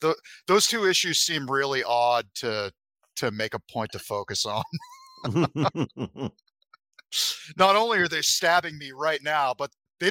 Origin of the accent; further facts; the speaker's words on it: Massachusetts, United States; So where I grew up in Massachusetts, I have a lot of family that went to school in the Boston public school system.